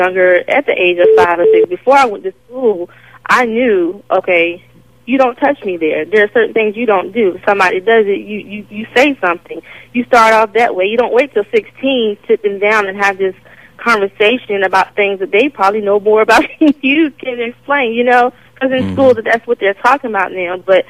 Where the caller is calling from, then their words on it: Suffolk, Virginia, United States; I'm calling from Suffolk, and I'm 30 years old.